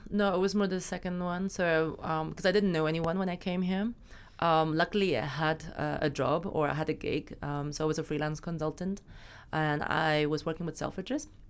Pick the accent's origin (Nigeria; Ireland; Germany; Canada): Germany; moved away as an adult; also born or lived in China / Berlin; now in London, United Kingdom; I was born in China, but I moved to Germany when I was six, um, so I got all my education actually in Germany